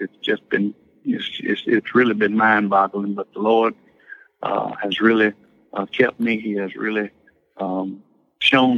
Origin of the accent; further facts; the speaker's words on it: Hattiesburg, Mississippi, United States; born and raised in Hattiesburg, Mississippi, born in the 60s